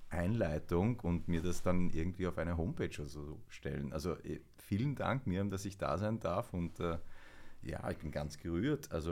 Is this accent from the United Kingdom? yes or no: no; Weiz, Styria, Austria; born there; wenn man halt so direkt von der Steiermark, von Weiz, wo ich geboren bin, in Flieger steigt und in Ägypten aussteigt und dann in die Pampa fährt, ins Nildelta